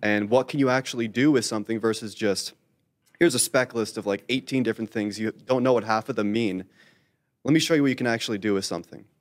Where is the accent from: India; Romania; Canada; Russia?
Canada; I am Canadian